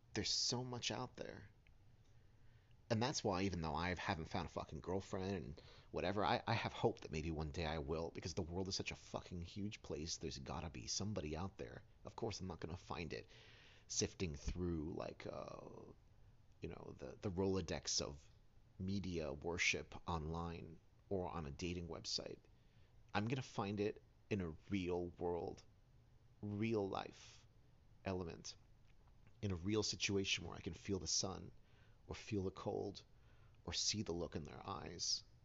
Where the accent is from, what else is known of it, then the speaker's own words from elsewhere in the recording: New York City, New York, United States; I grew up in Hell's Kitchen, New York City